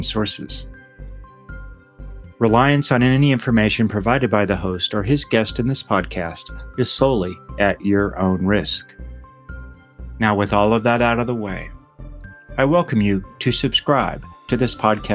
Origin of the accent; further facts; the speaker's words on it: Austin, Texas, United States; also born or lived in Dorking, England; my hometown of Austin, Texas